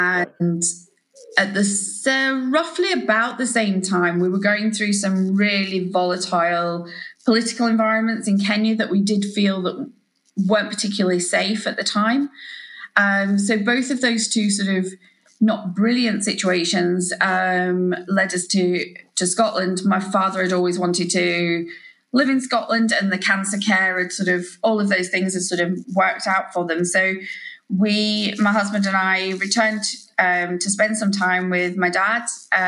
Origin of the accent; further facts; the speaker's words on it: New Zealand; also born or lived in Yorkshire, England; Yeah, so I was born in Yorkshire, very much to, I would say, traditional Yorkshire grandparents, certainly very sort of Yorkshire folk. And then when I was sort of fairly young, around sort of seven, we moved out to New Zealand.